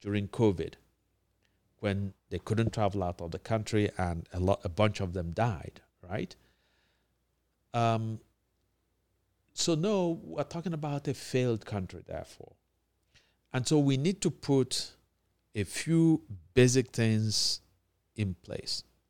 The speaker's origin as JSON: {"language": "English", "region": "Anambra", "country": "Nigeria", "tie": "born or raised there", "said": "my home state, Anambra"}